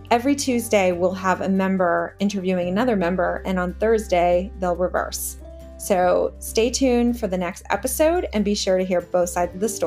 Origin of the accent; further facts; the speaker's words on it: New York, United States; also born or lived in Atlanta / Detroit; now in Los Angeles, United States; So originally, I'm from New York, born and raised, kind of by way of Atlanta and by way of Detroit.